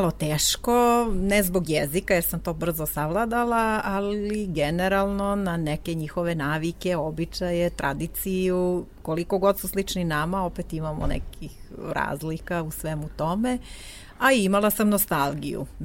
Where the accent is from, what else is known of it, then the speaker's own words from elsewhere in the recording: Lebane, Jablanica District, Serbia; moved away as an adult; now in Ierissos, Greece; iz Leskovca, tačnije iz Lebana, pored Leskovca.